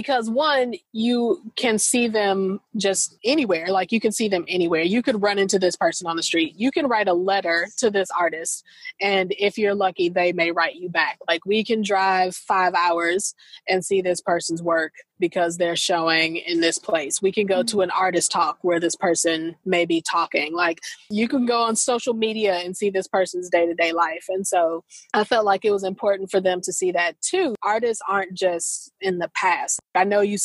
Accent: St. Louis, Missouri, United States; moved away; also born or lived in American South; I'm from St. Louis

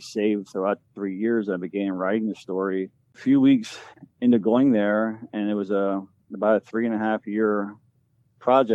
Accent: Berks County, Pennsylvania, United States; I'm from Burke County

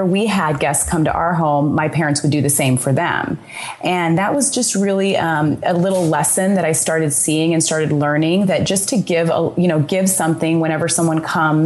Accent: Sacramento, California, United States; moved away; also born or lived in Arizona; especially in places where I grew up in Sacramento, and I also grew up in Arizona.

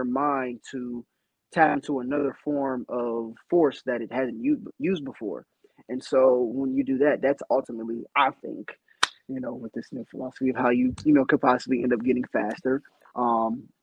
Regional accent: Northeast Ohio, United States; moved away as an adult; now in Chicago, United States; I'm from Northeast Ohio

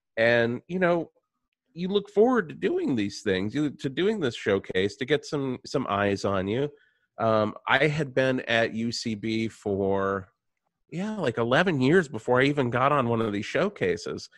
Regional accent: Radford, Virginia, United States; I am from Virginia.

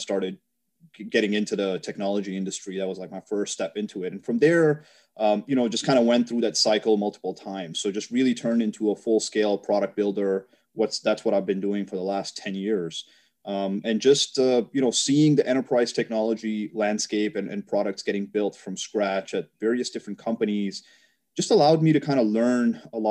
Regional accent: New York, United States; I'm from New York

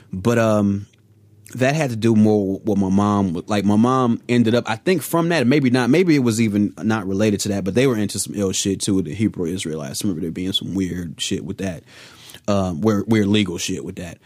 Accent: Chicago, Illinois, United States; now in Los Angeles, United States; I'm from Chicago

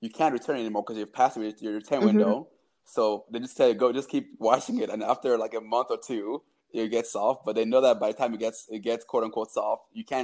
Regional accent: Cameroon; I'm from Cameroon

